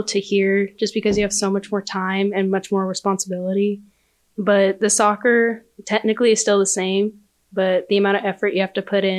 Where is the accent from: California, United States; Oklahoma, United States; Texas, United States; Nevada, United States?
Oklahoma, United States; Mustang; I'm from Mustang, Oklahoma